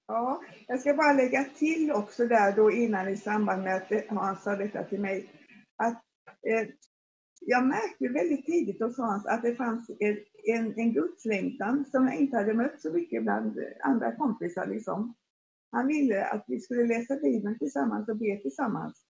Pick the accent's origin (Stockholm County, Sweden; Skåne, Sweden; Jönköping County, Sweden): Jönköping County, Sweden; Forserum; jag växte upp i Forsum som ligger strax utanför, utanför Jönköping